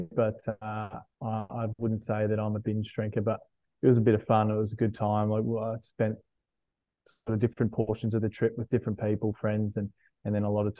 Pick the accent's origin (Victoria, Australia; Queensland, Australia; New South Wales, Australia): Queensland, Australia; Logan; My sister and I were born and bred in Logan and Shaler Park, and I'm a Southsider